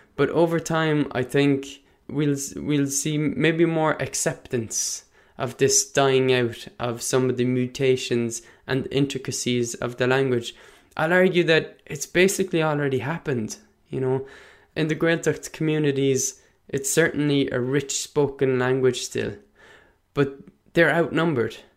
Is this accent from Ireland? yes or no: yes; Munster, Ireland; accent: Munster; first language Irish; my local accent is more of a Munster dialect, more of a Munster accent than anything